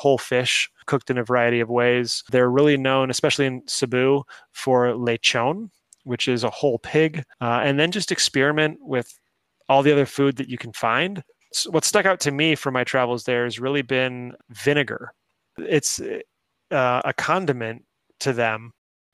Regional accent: San Diego, California, United States; also born or lived in Los Angeles; now in Chicago, United States; I am from San Diego.

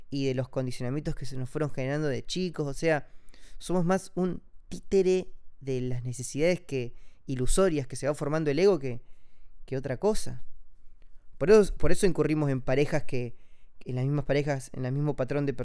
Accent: Amazon, Brazil; born there; yo nací acá en Brasil, en el medio de la selva amazónica

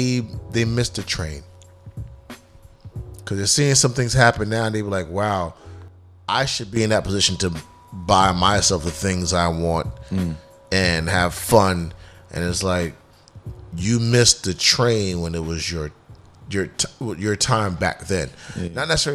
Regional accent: Bahamas; Yo, you know I'm from the Bahamas.

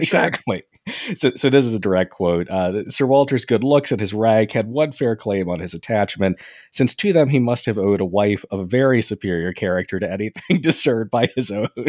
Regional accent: England, United Kingdom; being an English guy

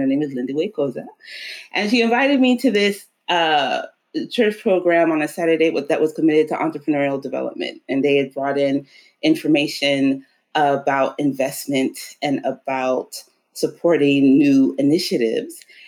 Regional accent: New Orleans, Louisiana, United States; also born or lived in Oklahoma, United States / Cape Town, South Africa; We were all born in Oklahoma, but around the age of seven, we moved to New Orleans. Um, and that's where I grew up.

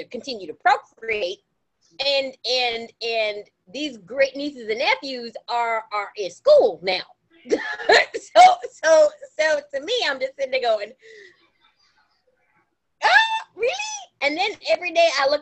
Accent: United States; I know I'm an American. I'm reminded every time I leave this country that I'm an American

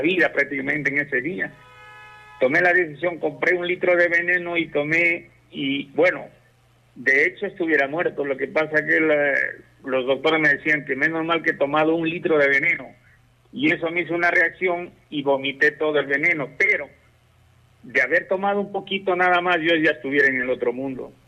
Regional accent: Malacatos, Loja, Ecuador; also born or lived in Europe; yo soy de Molacatus

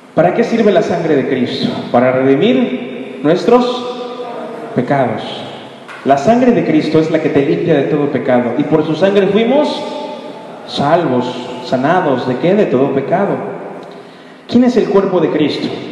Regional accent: Mexico

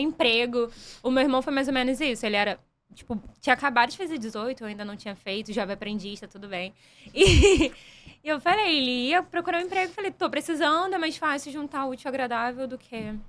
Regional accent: São Gonçalo, Rio de Janeiro, Brazil; eu sou de São Gonçalo

